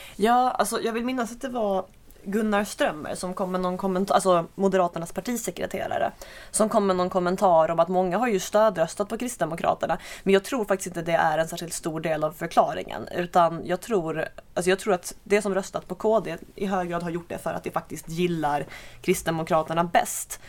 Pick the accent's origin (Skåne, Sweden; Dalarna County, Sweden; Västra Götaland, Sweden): Skåne, Sweden; jag kommer väl inte från Landskrona, bara från grannkommunen